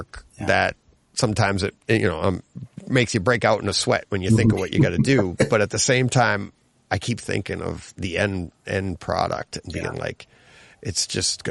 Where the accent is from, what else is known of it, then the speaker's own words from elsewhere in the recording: Franklin, Massachusetts, United States; I grew up in Franklin